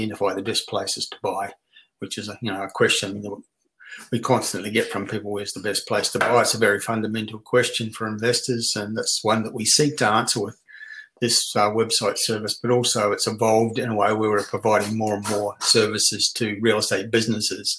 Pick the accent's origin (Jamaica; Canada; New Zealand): New Zealand; moved away as an adult; also born or lived in Brisbane, Australia; now in Australia; born and bred in New Zealand